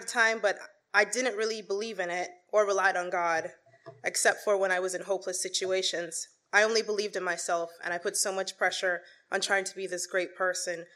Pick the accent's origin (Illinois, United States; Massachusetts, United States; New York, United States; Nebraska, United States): New York, United States; New York City; I was born and raised in Queens, New York.